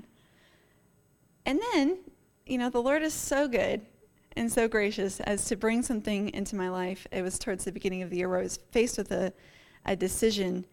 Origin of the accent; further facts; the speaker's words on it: Northeast, United States; now in Colorado, United States; I grew up in the Northeast, so we're quite familiar with, you know, blizzards and nor'easters and squalls